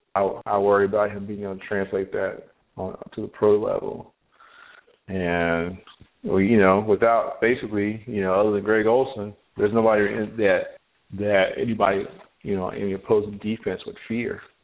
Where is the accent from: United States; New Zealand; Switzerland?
United States; North Carolina; I'm from North Carolina